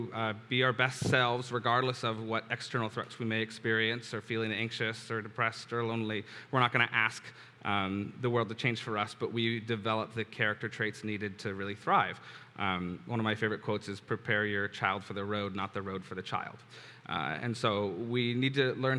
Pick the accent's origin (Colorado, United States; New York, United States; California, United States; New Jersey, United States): California, United States; San Diego; I was born and raised here in San Diego